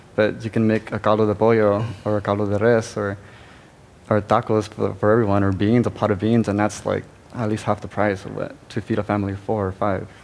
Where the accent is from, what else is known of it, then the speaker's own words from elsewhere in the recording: Los Angeles, California, United States; I was born and raised in East LA.